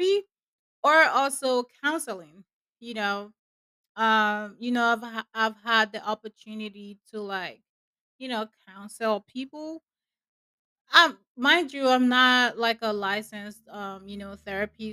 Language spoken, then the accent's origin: English; Nigeria; where I'm from, I'm a Nigerian, by the way, and where I'm from, like, we never really take our mental health serious.